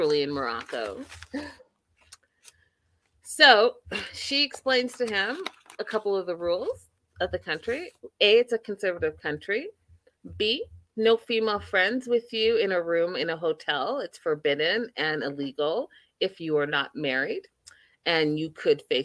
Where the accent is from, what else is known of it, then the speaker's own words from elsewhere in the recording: Canada; I am a real Canadian